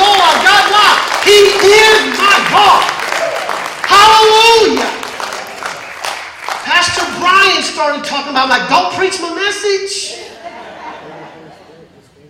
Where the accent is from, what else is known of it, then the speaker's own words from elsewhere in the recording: Mississippi, United States; I grew up in Mississippi